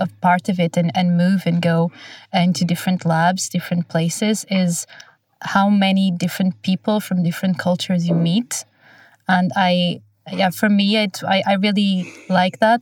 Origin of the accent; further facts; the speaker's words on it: Portugal; also born or lived in Oxford / Glasgow; now in Oslo, Norway; I'm originally from Portugal, and then I moved to Oxford